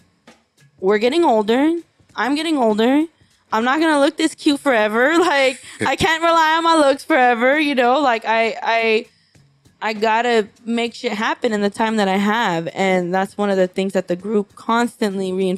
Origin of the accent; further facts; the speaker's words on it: Los Angeles, California, United States; I'm from East LA. You know, I'm a second generation Mexican.